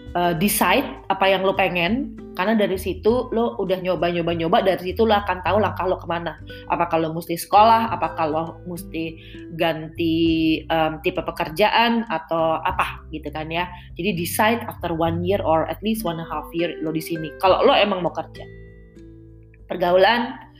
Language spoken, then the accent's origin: Indonesian; Indonesia; moved away as an adult; now in Netherlands; gue dulu di tanah air